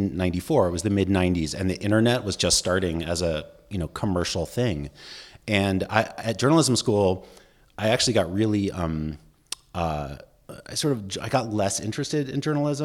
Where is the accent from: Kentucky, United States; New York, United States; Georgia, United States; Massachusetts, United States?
Massachusetts, United States; Boston; also born or lived in Washington, D.C. / Cleveland; I grew up in Boston, D.C., and Cleveland, and my dad was an academic, so we moved around a bit